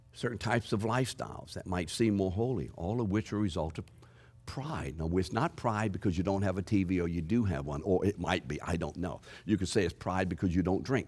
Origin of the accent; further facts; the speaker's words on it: New Orleans, Louisiana, United States; I'm from New Orleans.